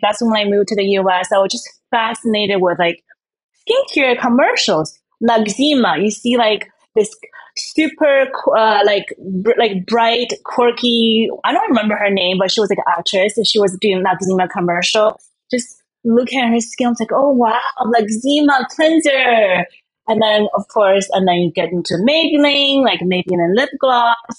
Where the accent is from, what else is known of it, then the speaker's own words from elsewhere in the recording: China; now in Miami, United States; I grew up in China